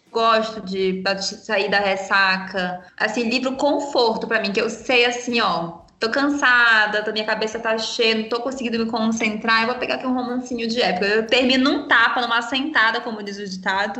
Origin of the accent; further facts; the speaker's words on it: Brazil; nós que somos brasileiras